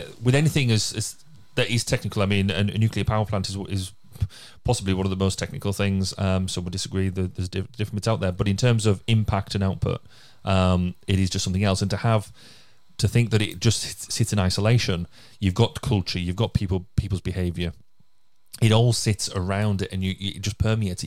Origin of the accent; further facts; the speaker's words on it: Cumbria, North West England, United Kingdom; now in Carmarthenshire, United Kingdom; I'm from Cumbria